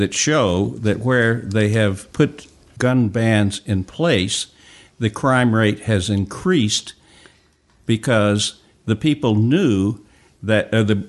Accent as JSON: {"language": "English", "region": "Georgia", "country": "United States", "said": "in my home state of Georgia"}